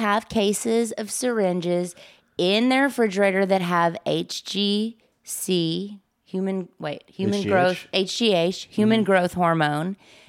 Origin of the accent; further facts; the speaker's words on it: Mississippi, United States; now in Los Angeles, United States; I came out from Mississippi to do LA, as most of us do, but the first round had nothing to do with comedy.